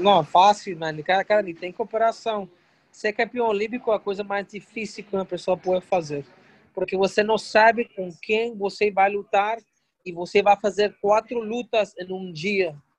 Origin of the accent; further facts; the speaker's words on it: Northeast Region, Brazil; Eu sou nordestino